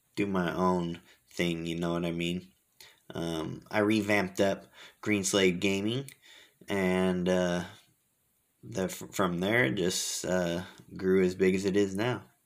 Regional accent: Fremont, California, United States; I'm from Fremont, California

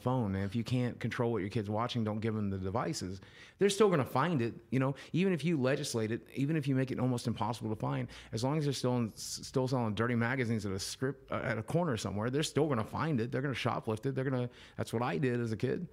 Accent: Southwest Virginia, United States; moved away; also born or lived in Arkansas; I come from Southwest Virginia.

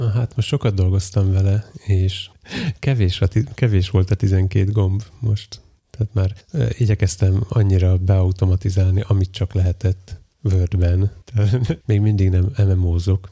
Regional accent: Western Hungary, Hungary; Én nyugati vagyok

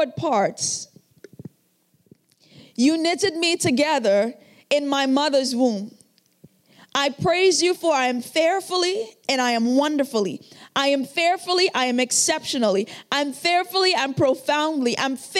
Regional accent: Trinidad & Tobago; moved away; I came from Trinidad and Tobago. I grew up in a very, very rough area

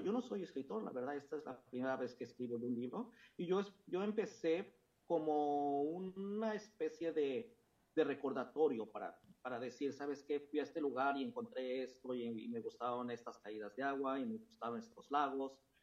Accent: Mexico City, Mexico; moved away; la Ciudad de México, que fue donde yo nací y crecí

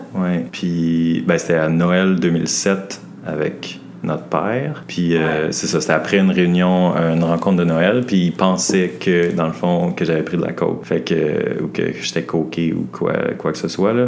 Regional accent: Montreal, Quebec, Canada; moved away as an adult; now in Halifax, Canada; j'habite à Halifax, mais je viens de Montréal

